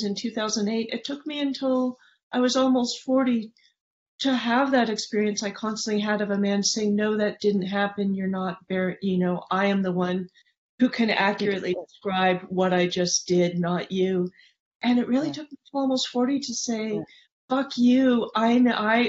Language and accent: English; San Francisco, California, United States; the neighborhood I grew up in San Francisco